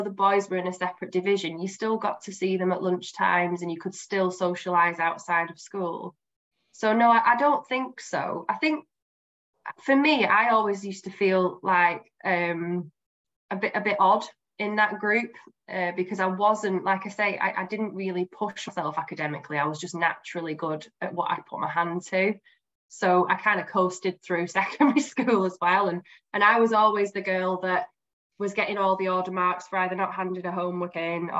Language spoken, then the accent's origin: English; Bolton, North West England, United Kingdom; So I grew up in Bolton, where I live now, so just outside of Manchester. I've always been a Bolton girl